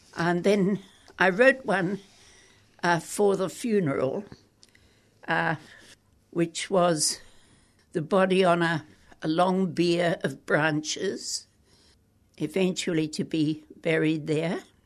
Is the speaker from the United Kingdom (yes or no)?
no; Brisbane, Queensland, Australia; also born or lived in Perth / Adelaide; I was brought up in Clayfield in Brisbane.